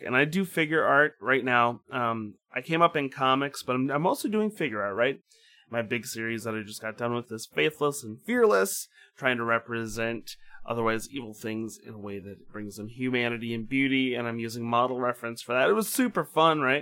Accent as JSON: {"language": "English", "region": "Midwest", "country": "United States", "tie": "born or raised there", "said": "my Midwestern Eden, well, Midwestern Protestant upbringing"}